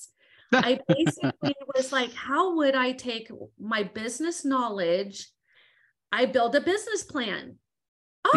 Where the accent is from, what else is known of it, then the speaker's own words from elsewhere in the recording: Southern California, United States; I'm from Southern California